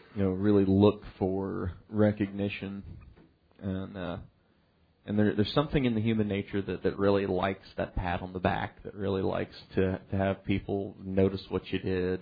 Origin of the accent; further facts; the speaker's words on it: United States; growing up in the United States